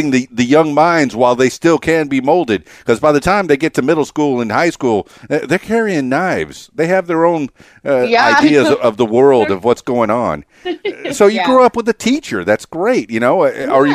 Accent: Fort Lauderdale, Florida, United States; moved away as an adult; now in Conway, United States; I was raised in South Florida

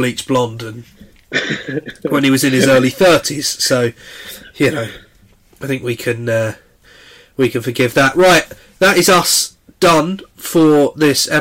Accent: Essex, East of England, United Kingdom; growing up in Essex

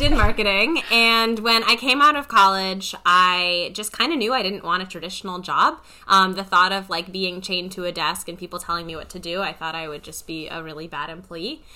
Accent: Potomac, Maryland, United States; I'm not from D.C. I am from a suburb. I'm from Potomac, Maryland

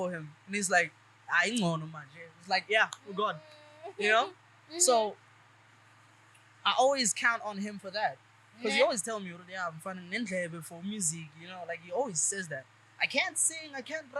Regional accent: Pretoria, Gauteng, South Africa; I'm from Mami Lodi. I grew up in Mami Lodi

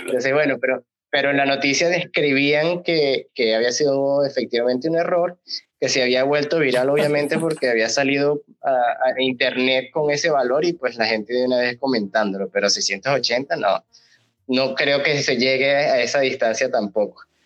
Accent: Venezuela; nosotros siendo venezolanos

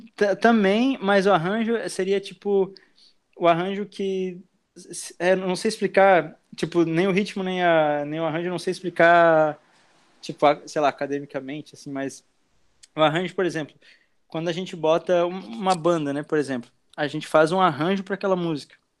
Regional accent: Blumenau, Santa Catarina, Brazil; also born or lived in Argentina; now in Itajaí, Brazil; eu tenho 23 anos e nasci em Blumenau. Tô morando aqui em Itajaí já faz acho que uns, uns três anos

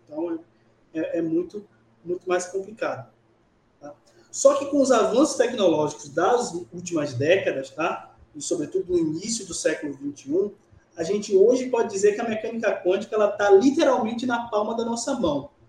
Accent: Bahia, Brazil; also born or lived in Niterói, Rio de Janeiro; now in Barreiras, Brazil; eu sou baiano da cidade de Candial, no interior da Bahia

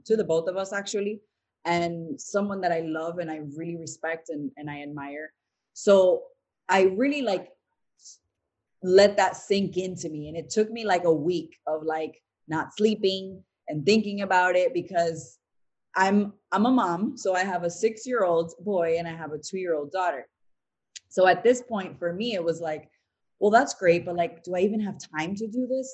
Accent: Providence, Rhode Island, United States; also born or lived in Tampa / New York; now in Miami, United States; We're actually from Providence, Rhode Island

